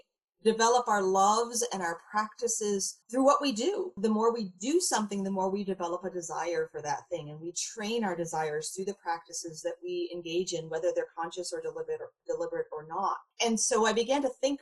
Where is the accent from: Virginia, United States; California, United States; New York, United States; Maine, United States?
Maine, United States; rural; I grew up in rural Maine